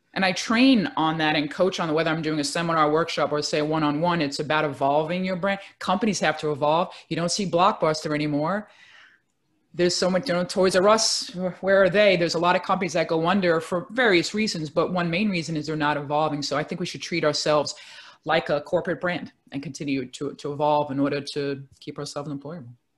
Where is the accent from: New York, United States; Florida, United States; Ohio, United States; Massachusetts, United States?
New York, United States; New York City; I'm a native New Yorker, born and raised in Brooklyn, New York